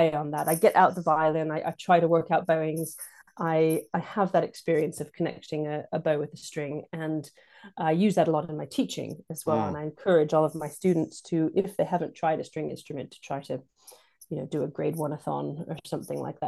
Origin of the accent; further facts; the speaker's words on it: Santa Cruz, California, United States; moved away as an adult; now in United Kingdom; my hometown, where my mom was the one of the professors at University of California, Santa Cruz